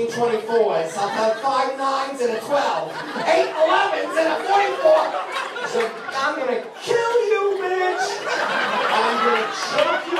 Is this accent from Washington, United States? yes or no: no; Ohio, United States; also born or lived in California; now in Long Island, United States; I grew up in Ohio. I moved out to California because I hate the cold and the wet